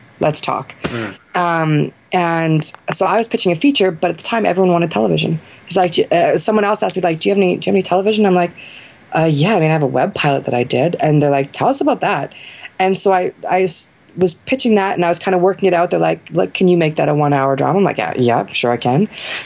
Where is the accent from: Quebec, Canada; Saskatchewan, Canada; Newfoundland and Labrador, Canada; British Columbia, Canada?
Saskatchewan, Canada; moved away as an adult; now in Los Angeles, United States; I'm from Saskatchewan